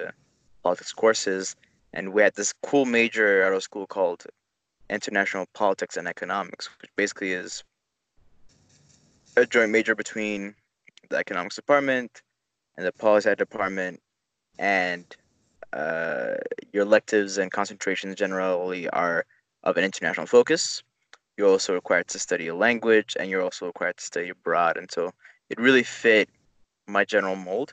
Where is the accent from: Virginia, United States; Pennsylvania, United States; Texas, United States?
Virginia, United States; Arlington; moved away as an adult; also born or lived in Ethiopia / Vermont; now in China; I was born in Ethiopia and then moved to the United States when I was 9 and then grew up there in Washington, D.C. area, specifically Arlington, Virginia